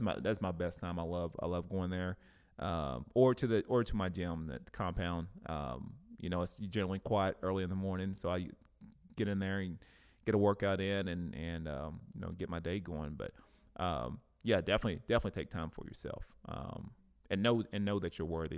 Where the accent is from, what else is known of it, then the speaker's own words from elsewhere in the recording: Cleveland, Tennessee, United States; moved away; back in my hometown, back in Cleveland, Tennessee